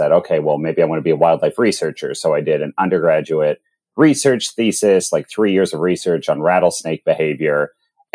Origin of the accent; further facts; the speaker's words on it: Pittsburgh, Pennsylvania, United States; moved away as an adult; now in Columbus, United States; I grew up in Pittsburgh, Pennsylvania